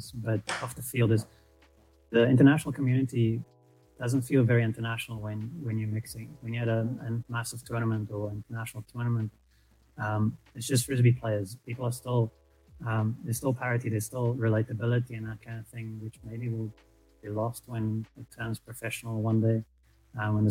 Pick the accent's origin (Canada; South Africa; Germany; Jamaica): South Africa; we are South African and we are mostly based in Cape Town.